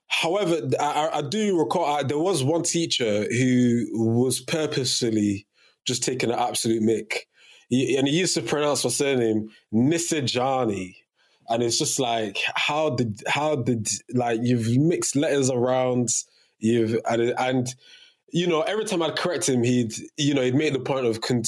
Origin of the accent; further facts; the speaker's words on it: Cameroon; was born, 1999, you know, Fresh Prince and all that, it was very, very popular in Cameroon, which is my home country.